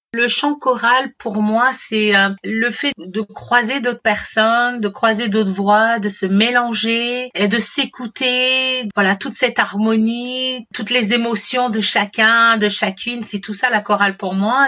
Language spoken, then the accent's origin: French; Martinique; je suis originaire de la Martinique